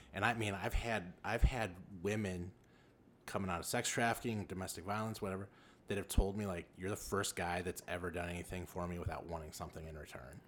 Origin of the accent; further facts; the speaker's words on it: Los Angeles, California, United States; moved away as an adult; also born or lived in Lake Zurich, Illinois; now in Illinois, United States; I grew up in South Central Los Angeles